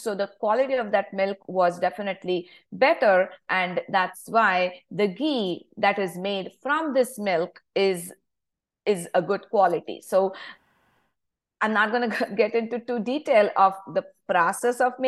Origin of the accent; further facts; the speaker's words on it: India; moved away as an adult; I grew up in India, of course. So I still have my roots back in India, even if I am in this country for over 20 years now.